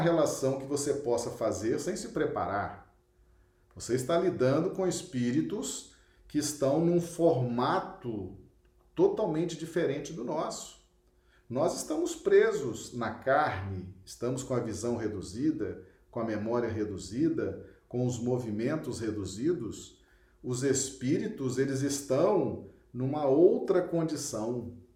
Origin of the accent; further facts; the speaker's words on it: Acre, Brazil; cidade muito simpática aqui do nosso estado do Acre